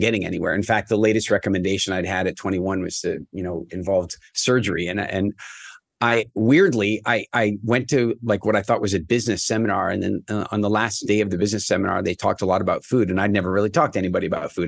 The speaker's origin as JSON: {"language": "English", "country": "Canada", "said": "I'm from Canada"}